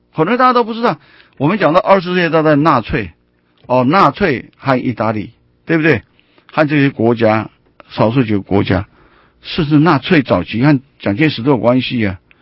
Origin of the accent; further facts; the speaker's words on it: Taiwan; 我们台湾人